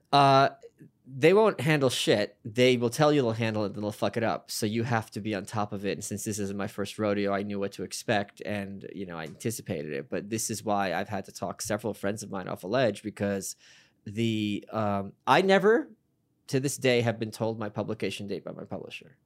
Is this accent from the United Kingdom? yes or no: no; New York City, New York, United States; I was from Brooklyn